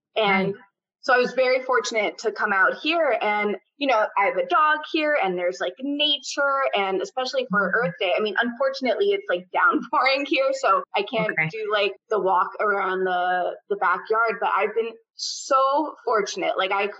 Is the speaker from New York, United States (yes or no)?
yes; New York, United States; now in Washington State, United States; I'm also a true New Yorker